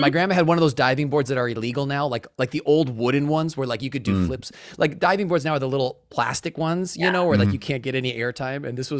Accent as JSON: {"language": "English", "town": "Pewaukee", "region": "Wisconsin", "country": "United States", "tie": "born or raised there", "said": "I grew up on Pewaukee Lake"}